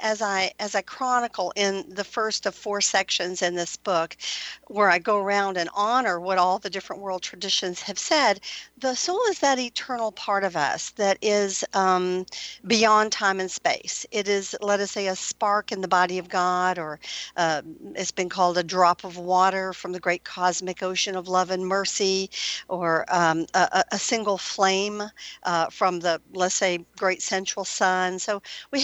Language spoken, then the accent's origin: English; Atlanta, Georgia, United States; I grew up here in Atlanta